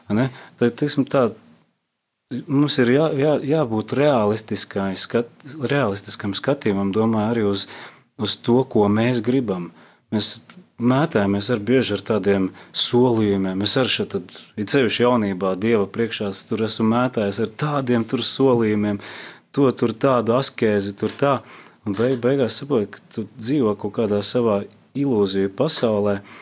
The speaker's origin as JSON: {"language": "Latvian", "country": "Latvia", "said": "es kā latvietis"}